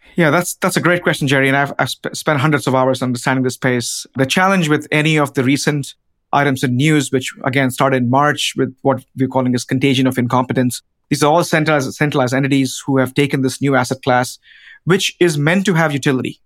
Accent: India; now in United States; a village in India, which is, again, my home country

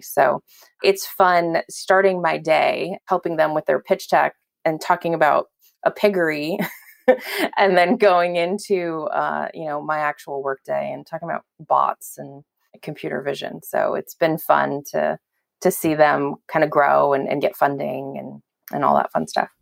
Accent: Belgium; now in California, United States; I was born in Belgium and my entire family's still there except for my parents who, who live out here in California

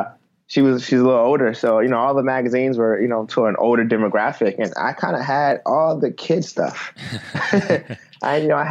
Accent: Baltimore, Maryland, United States; moved away as an adult; now in Cincinnati, United States; I'm originally from Baltimore. So I actually grew up in Baltimore.

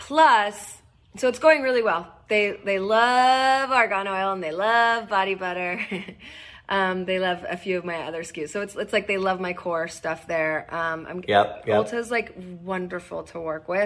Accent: Northern California, United States; I grew up in Northern California

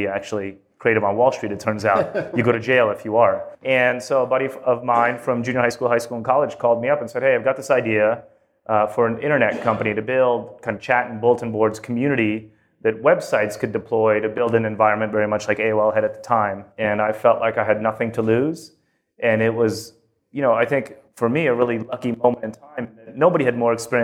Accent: New York, United States; born or raised there; moved away as an adult; also born or lived in Russia / Long Island / San Diego

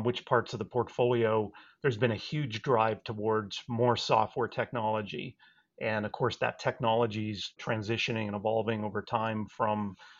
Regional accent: Saskatchewan, Canada; when I was growing up, my dad worked for the local telephone operator up in Canada. I grew up in Saskatchewan.

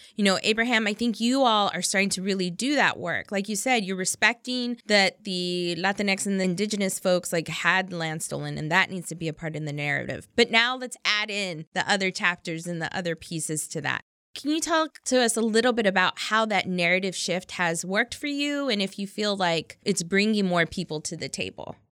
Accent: Texas, United States; I'm from Texas.

